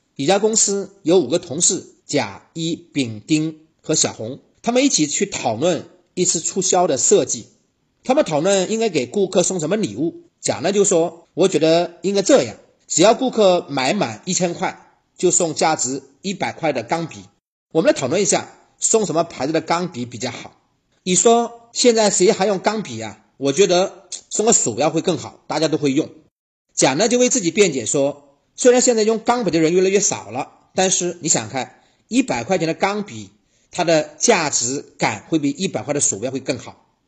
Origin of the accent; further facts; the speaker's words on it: China; 我们中国人